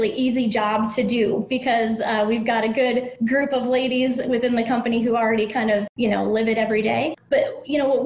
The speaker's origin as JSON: {"language": "English", "region": "Minnesota", "country": "United States", "tie": "born or raised there", "said": "I was a terrible Minnesotan growing up in Minnesota"}